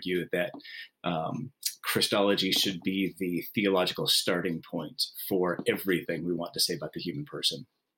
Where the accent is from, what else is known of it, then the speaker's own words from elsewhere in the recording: West Coast, United States; also born or lived in Washington / California; I used to just say that I'm from the Pac-10 because I grew up in all of the states that have Pac-10 college football programs.